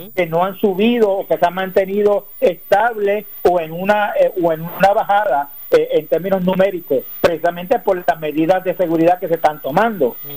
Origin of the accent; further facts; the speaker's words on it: Puerto Rico; soy puertorriqueño